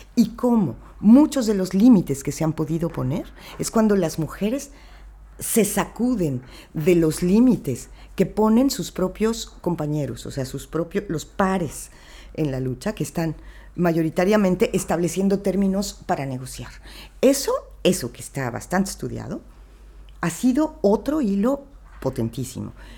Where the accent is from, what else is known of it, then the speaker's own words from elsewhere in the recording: Mexico; viniendo de donde vengo, ¿no? O sea, de México